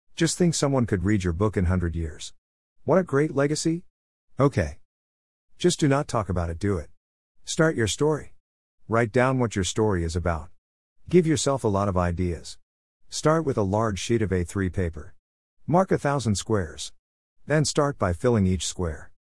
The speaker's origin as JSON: {"language": "English", "town": "Melbourne", "region": "Victoria", "country": "Australia", "tie": "born or raised there", "also_born_or_lived": "Smithfield, South Australia", "said": "I was born in Melbourne, Australia 1954."}